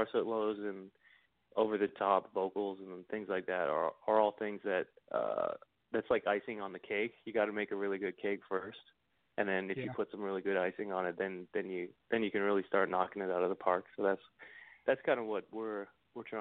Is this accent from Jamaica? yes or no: no; Canada; as a Canadian